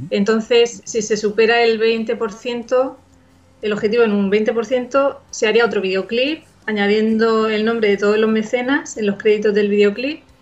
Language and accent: Spanish; Murcia, Region of Murcia, Spain; es una cantautora, soy de Murcia